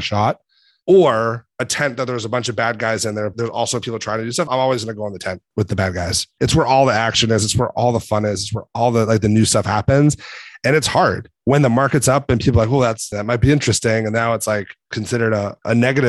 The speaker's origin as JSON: {"language": "English", "town": "Boston", "region": "Massachusetts", "country": "United States", "said": "I'm from Boston"}